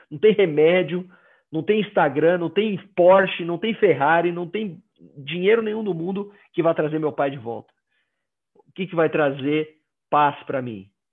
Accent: Maceió, Alagoas, Brazil; accent: nordestino; moved away as an adult; now in Curitiba, Brazil; pelo meu sotaque eu não sou do sul eu sou nordestino eu cresci em Maceió Alagoas cresci lá

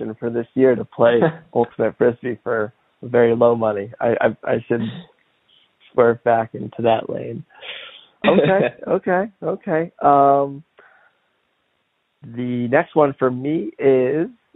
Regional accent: Connecticut, United States; also born or lived in Maine; I grew up 18 minutes away from the Coast Guard Academy.

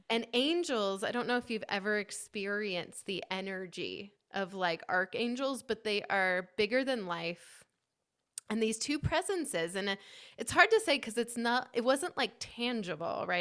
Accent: Kitsap Peninsula, Washington, United States; I grew up on the Kitsap Peninsula in Washington State near Seattle

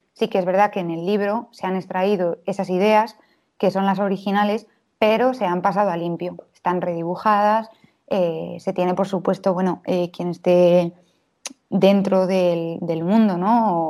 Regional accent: Valladolid, Castile and León, Spain; soy del 96, nací en Valladolid

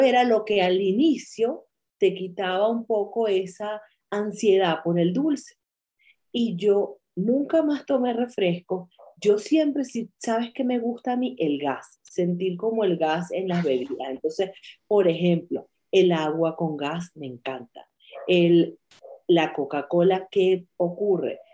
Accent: Venezuela; moved away as an adult; me fui de Venezuela

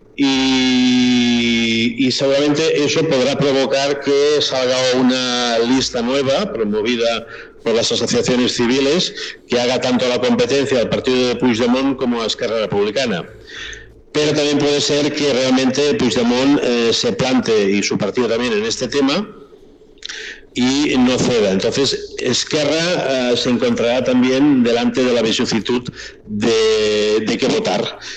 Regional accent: Spain; yo soy de origen español, ah, mi cultura ha sido castellana de nacimiento

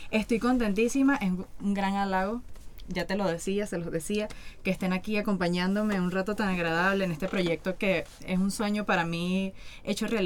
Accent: Venezuela; uno no andaba con, como buen venezolano, uno no estaba con ese tema.

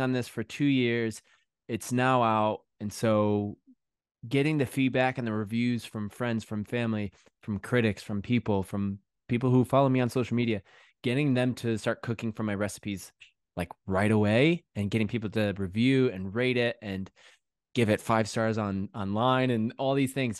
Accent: Connecticut, United States; moved away as an adult; also born or lived in New York City / London; now in England, United Kingdom; grew up in Connecticut, and the last ten, ten years I'd lived in New York City.

